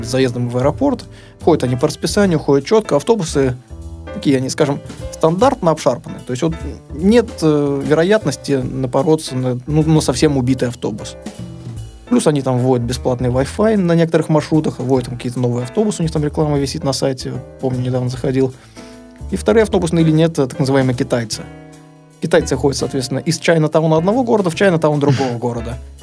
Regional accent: Saint Petersburg, Russia; Я вот из России, из Санкт-Петербурга

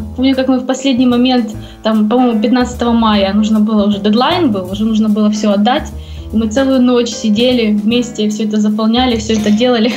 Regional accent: Donetsk, Donetsk Oblast, Ukraine; moved away as an adult; also born or lived in Kyiv, Ukraine; now in Columbia, United States; мы оба из Донецка. Свою, так сказать, деятельность я начинала в Донецке

